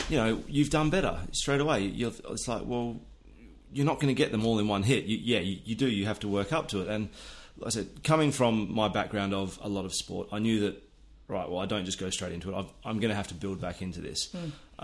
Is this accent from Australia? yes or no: yes; near Perth, Western Australia, Australia; I grew up pretty much on the edge of the outback um, on a wheat and sheep farm